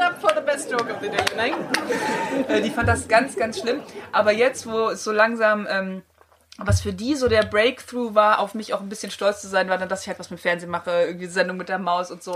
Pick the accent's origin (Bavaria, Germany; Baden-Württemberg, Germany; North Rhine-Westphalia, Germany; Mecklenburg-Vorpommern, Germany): North Rhine-Westphalia, Germany; countryside near Cologne; ich komme so ein bisschen vom Lande in der Nähe von Köln